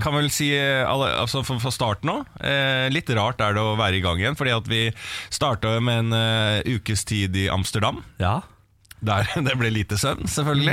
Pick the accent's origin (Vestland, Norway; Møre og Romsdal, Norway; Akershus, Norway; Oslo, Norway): Akershus, Norway; Bærums Verk; på Bærums Verk, der jeg er fra